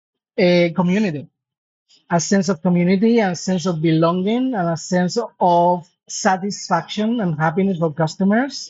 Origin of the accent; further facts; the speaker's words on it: Spain; I am from Spain